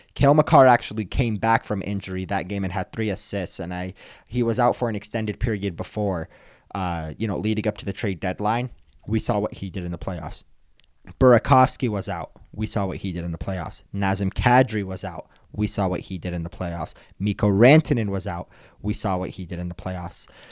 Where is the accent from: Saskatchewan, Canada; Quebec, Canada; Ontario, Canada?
Ontario, Canada; Toronto; moved away; I grew up in Toronto